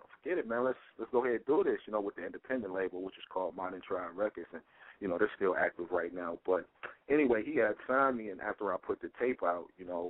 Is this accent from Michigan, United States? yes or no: yes; Detroit, Michigan, United States; I'm from Detroit